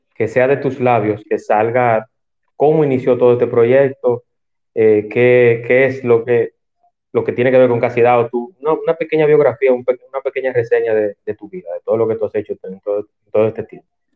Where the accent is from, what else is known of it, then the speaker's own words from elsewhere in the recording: Santo Domingo, Distrito Nacional, Dominican Republic; moved away as an adult; now in Punta Cana, Dominican Republic; yo nací y me crié en Santo Domingo. Lo que pasa es que yo vivo aquí en Punta Cana hace un tiempo.